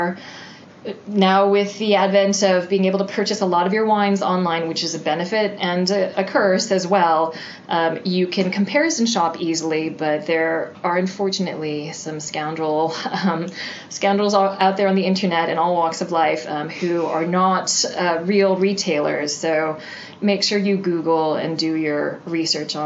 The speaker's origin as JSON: {"language": "English", "town": "San Francisco", "region": "California", "country": "United States", "tie": "born or raised there", "moved": "as an adult", "lives_now": "London, United Kingdom", "said": "my hometown"}